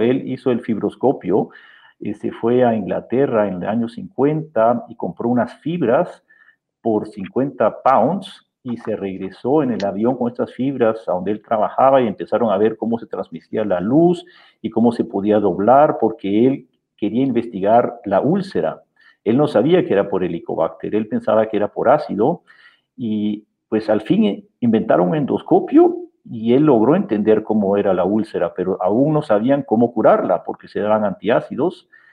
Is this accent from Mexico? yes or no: no; Guatemala; moved away as an adult; also born or lived in Austria / Memphis, United States; now in Germany; yo soy guatemalteco, nací aquí en Guatemala